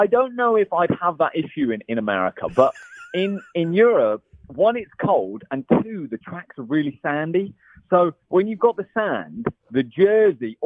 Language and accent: English; England, United Kingdom; now in California, United States; I'm English